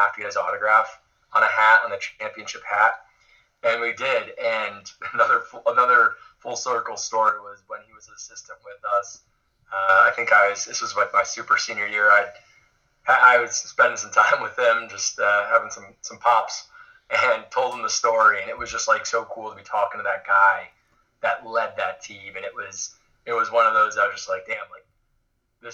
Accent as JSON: {"language": "English", "town": "Enfield", "region": "Connecticut", "country": "United States", "tie": "born or raised there", "said": "I'm born and raised in Enfield, Connecticut, North Central Connecticut, right on the Massachusetts line on 91."}